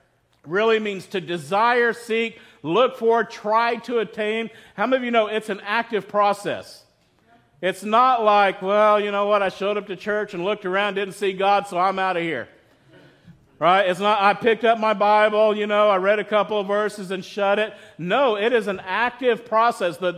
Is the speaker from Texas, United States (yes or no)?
yes; West Texas, United States; I grew up in West Texas